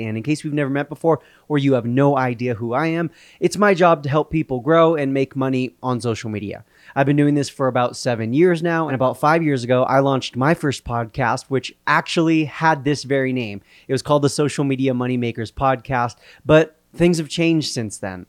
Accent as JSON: {"language": "English", "region": "Southern California", "country": "United States", "said": "we're both from Southern California"}